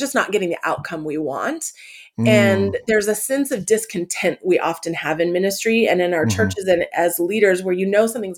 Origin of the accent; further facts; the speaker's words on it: Canada; also born or lived in California; now in Atlanta, United States; I grew up in Canada